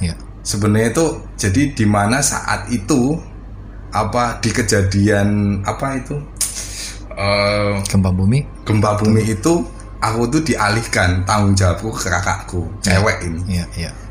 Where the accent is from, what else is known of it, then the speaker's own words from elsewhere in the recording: Karanganyar, Central Java, Indonesia; also born or lived in Yogyakarta; Tapi untuk lahir sampai SMA itu ya udah aku di Karanganyar.